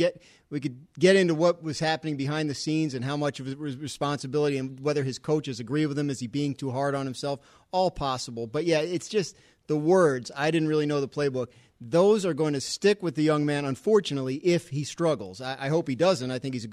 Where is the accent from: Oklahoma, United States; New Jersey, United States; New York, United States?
New Jersey, United States; Trenton; also born or lived in Ridgewood; I grew up in Trenton, near Trenton, and it was pork roll there.